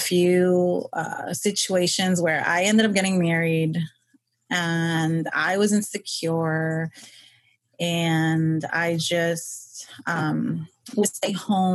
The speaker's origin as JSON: {"language": "English", "region": "New York", "country": "United States", "tie": "born or raised there", "said": "I was born and raised in New York, Queens"}